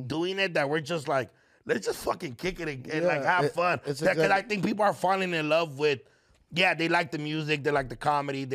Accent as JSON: {"language": "English", "town": "Los Angeles", "region": "California", "country": "United States", "tie": "born or raised there", "said": "I'm born and raised in Echo Park"}